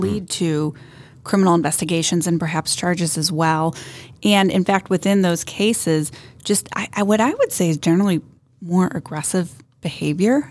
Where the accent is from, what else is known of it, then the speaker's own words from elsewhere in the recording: Northeastern Ohio, United States; also born or lived in Boston; born and raised in Northeastern Ohio